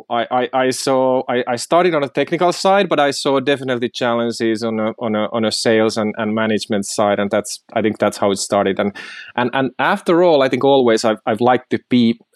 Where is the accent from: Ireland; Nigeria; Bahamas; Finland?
Finland; from Finland, happy and proud CEO of Mirador.